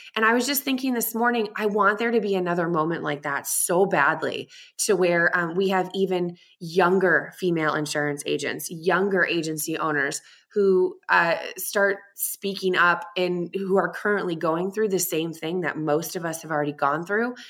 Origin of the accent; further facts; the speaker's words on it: Boston, Massachusetts, United States; now in Tucson, United States; But I am in Tucson, Arizona, but I'm originally from Boston.